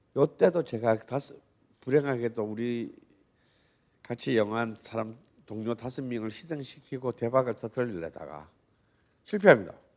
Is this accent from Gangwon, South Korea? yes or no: no; Busan, South Korea; moved away; 그래도 제 고향이 부산 아니겠어요?